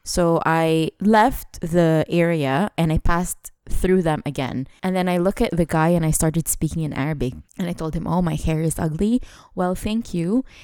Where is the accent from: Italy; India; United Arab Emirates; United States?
United Arab Emirates; Dubai; twenty-nine years in Dubai